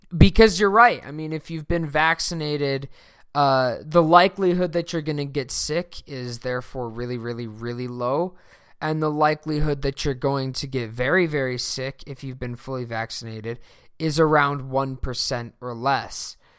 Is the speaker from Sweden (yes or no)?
yes; Sweden; moved away; my home country of Sweden